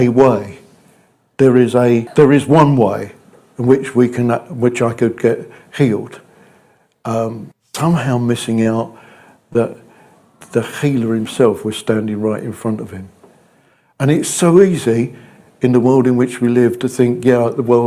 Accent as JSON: {"language": "English", "country": "United Kingdom", "said": "We're British."}